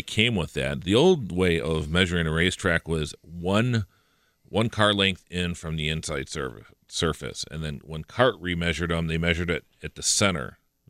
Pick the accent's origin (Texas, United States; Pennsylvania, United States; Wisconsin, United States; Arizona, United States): Wisconsin, United States; Milwaukee; also born or lived in West Allis, Wisconsin; Well, officially, I was born in Milwaukee because I was born at St. Joseph Hospital on the near north side. But I was raised until I was 7 years old in West Dallas. Mm-hmm. And then we moved to the southwest side of Milwaukee.